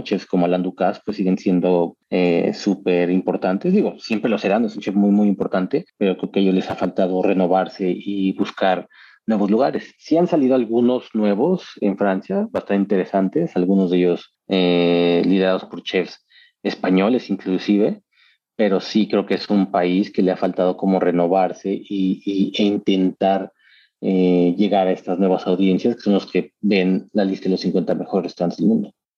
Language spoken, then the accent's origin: Spanish; Mexico; moved away as an adult; now in Australia; seguiré siendo mexicano y tener el pasaporte australiano